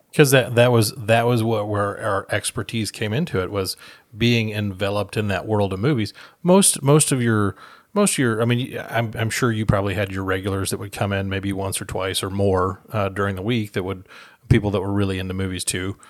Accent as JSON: {"language": "English", "town": "Austin", "region": "Minnesota", "country": "United States", "tie": "born or raised there", "said": "the small town that we grew up in in Minnesota"}